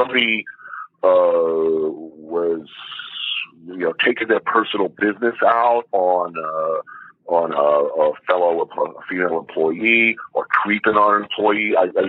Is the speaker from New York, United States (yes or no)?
yes; New York, United States; I'm from New York